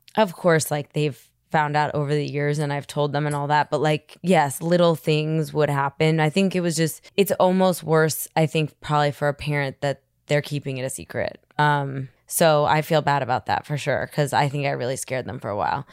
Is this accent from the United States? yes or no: yes; New York City, New York, United States; I grew up in Manhattan, so there was just a lot of drugs and a lot of alcohol